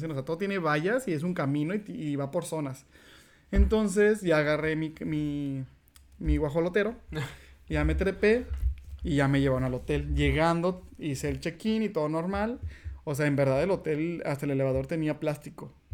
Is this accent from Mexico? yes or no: yes; Mexico; moved away as an adult; now in Canada